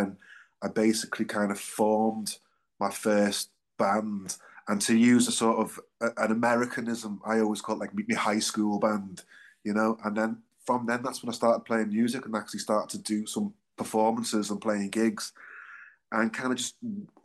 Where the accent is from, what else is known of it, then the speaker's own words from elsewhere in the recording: Liverpool, North West England, United Kingdom; I was born and bred in Liverpool. I'm sure you can probably tell by my accent.